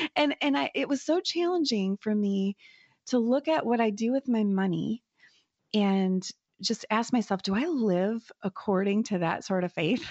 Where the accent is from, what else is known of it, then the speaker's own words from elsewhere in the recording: United States; as an American, you know, woman